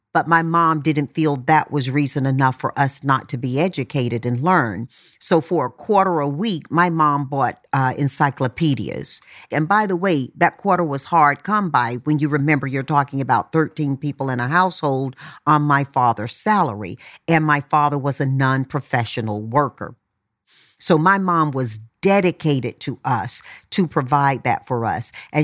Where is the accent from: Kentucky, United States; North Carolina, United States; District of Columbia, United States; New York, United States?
North Carolina, United States; Tarboro; I grew up in Tarboro, North Carolina. There were 11 siblings and mom and dad.